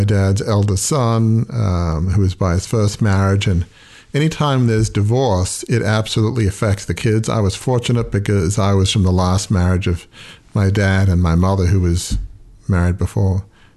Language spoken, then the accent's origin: English; Sydney, New South Wales, Australia; moved away; The house where I grew up in Fairwater